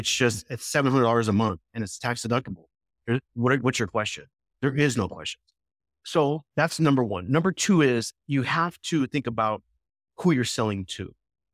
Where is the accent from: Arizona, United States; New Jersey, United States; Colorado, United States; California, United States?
Arizona, United States; Scottsdale; hey, I'm from Scottsdale. We're automatically kindred spirits. So always start local, number one.